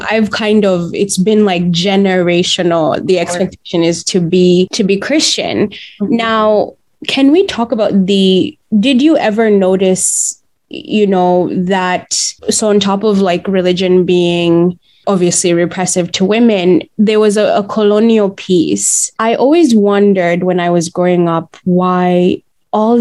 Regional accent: Uganda; I grew up in Uganda

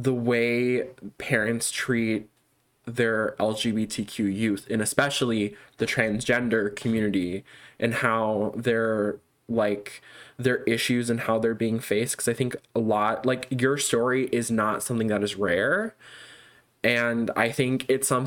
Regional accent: Illinois, United States; we're both from Illinois

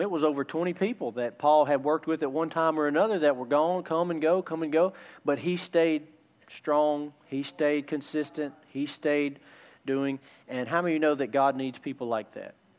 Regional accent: United States; in America we're very, very comfortable

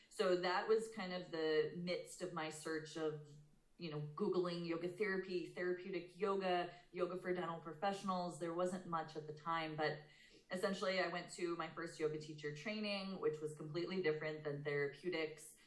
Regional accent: outside of Boston, Massachusetts, United States; also born or lived in Portland, Maine; I was born and raised outside of Boston, Massachusetts

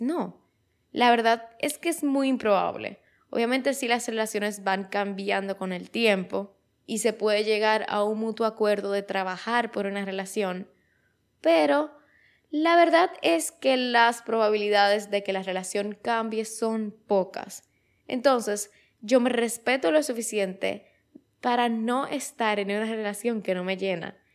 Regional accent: Dominican Republic; aquí en mi país, en República Dominicana

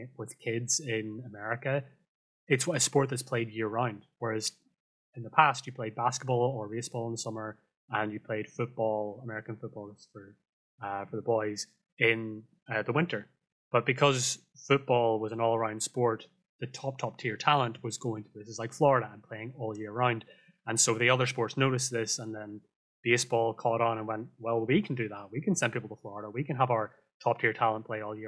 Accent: Northern Ireland, United Kingdom; Northern Ireland, where I'm from

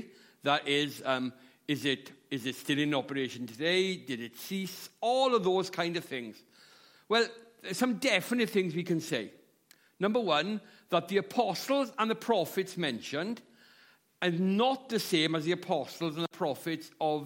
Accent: Llanelli, Wales, United Kingdom; moved away as an adult; now in Swansea, United Kingdom; I'm from South Wales. I'm from a town called Llanelli, but I live in Swansea

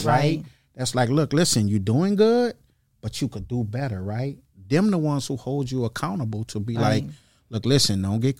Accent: Kenner, Louisiana, United States; I'm originally from Kenner, right?

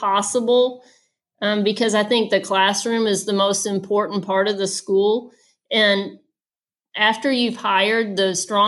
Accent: Atlanta, Georgia, United States; moved away; I grew up in Atlanta, Georgia, and I was the oldest of three girls in my family

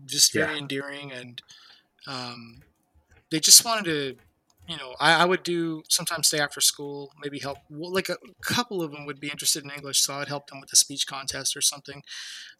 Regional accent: United States; we're American

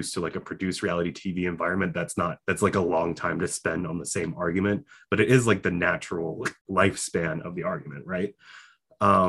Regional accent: New Jersey, United States; moved away; I'm from New Jersey.

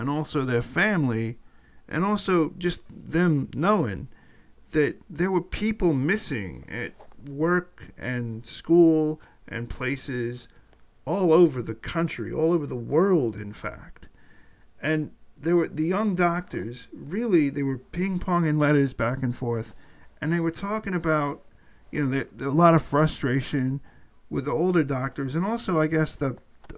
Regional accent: Atlanta, Georgia, United States; currently headquartered in Atlanta, my hometown

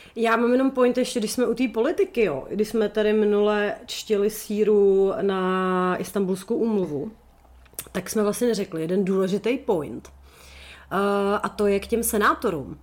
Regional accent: Sokolov, Karlovy Vary Region, Czechia; To je moje rodiště.

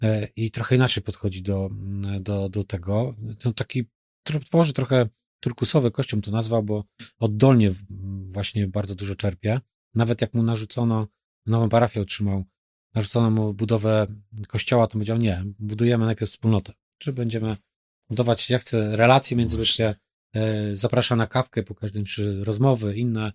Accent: Masovian Voivodeship, Poland; now in Poznań, Poland; Sam pochodzę z zaboru rosyjskiego

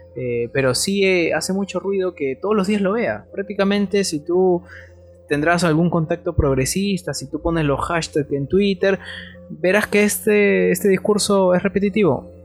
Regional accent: Peru; en mi país, Perú

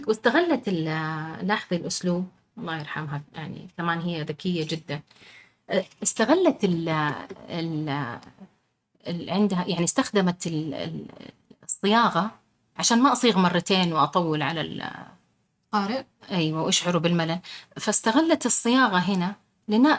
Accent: Riyadh, Riyadh Province, Saudi Arabia; انا مولوده بالرياض

